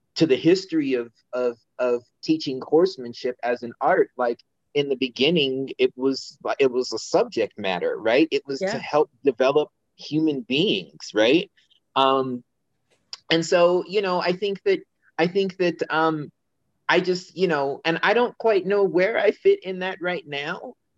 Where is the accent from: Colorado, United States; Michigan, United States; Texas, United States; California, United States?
Colorado, United States; Denver; also born or lived in China; I am born and raised in Colorado.